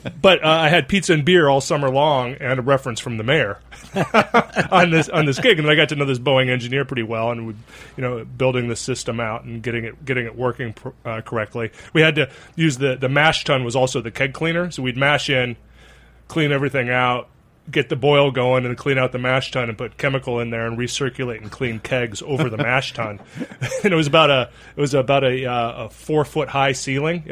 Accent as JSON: {"language": "English", "area": "Pacific Northwest, north of Seattle", "region": "Washington", "country": "United States", "tie": "born or raised there", "also_born_or_lived": "San Diego, California", "moved": "as an adult", "lives_now": "New York City, United States", "said": "I'm from the Pacific Northwest."}